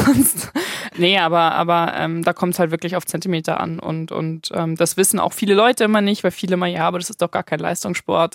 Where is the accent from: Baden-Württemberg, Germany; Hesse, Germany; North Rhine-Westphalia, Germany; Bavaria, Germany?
Bavaria, Germany; Munich; Ich komme ja aus München